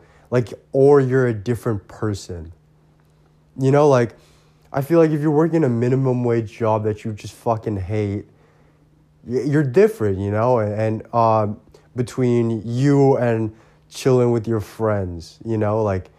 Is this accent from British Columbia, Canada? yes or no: yes; Port Coquitlam, British Columbia, Canada; And I grew up in Poco, right?